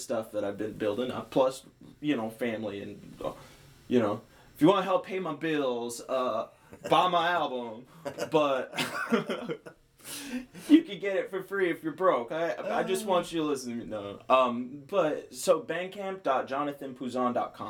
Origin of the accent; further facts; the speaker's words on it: Guam; moved away as an adult; also born or lived in Los Angeles / Missouri; I born and raised on Guam. I was born there, raised there.